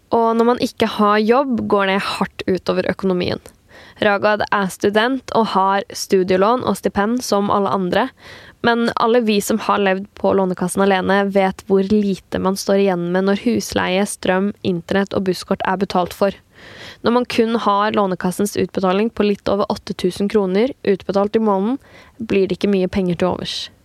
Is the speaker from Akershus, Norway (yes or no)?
no; Kragerø, Vestfold og Telemark, Norway; accent: Kragerø dialect; jeg har dialekt fra hjembyen min Kragerø, som ligger helt sør i Telemark